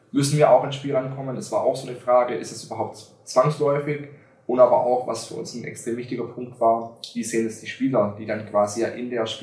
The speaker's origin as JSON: {"language": "German", "town": "Schwäbisch Gmünd", "region": "Baden-Württemberg", "country": "Germany", "tie": "born or raised there", "said": "der in, in meiner Heimatstadt Schwäbisch Gmünd sehr bekannt ist"}